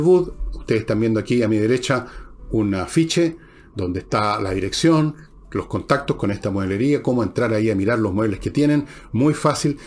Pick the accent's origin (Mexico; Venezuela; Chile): Chile; somos los chilenos